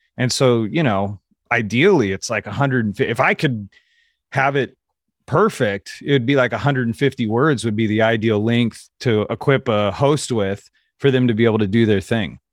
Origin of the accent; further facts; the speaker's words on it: Kansas City, Missouri, United States; moved away; also born or lived in California; I'm from Kansas City